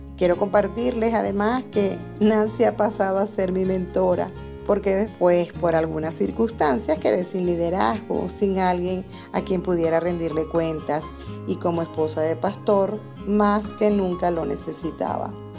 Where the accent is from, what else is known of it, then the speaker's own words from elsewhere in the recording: Venezuela; soy venezolana